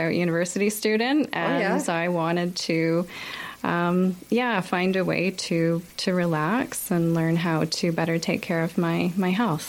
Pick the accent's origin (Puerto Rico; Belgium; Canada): Canada; Kingston, Ontario; moved away as an adult; also born or lived in Toronto / Denmark; now in Halifax, Canada; I'm from Kingston, Ontario. And I grew up there, lived in the same household all my life. And I went to school in Toronto where I studied psychology.